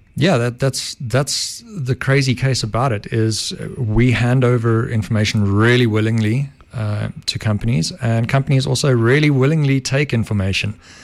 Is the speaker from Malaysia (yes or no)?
no; Benoni, Gauteng, South Africa; Benoni, born and bred